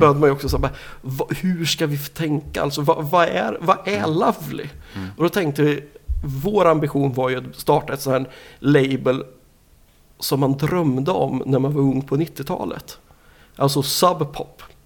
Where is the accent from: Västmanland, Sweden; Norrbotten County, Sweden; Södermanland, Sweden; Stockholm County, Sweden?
Södermanland, Sweden; Nyköping; also born or lived in Umeå; now in Linköping, Sweden; jag kommer ju ursprungligen från Nyköping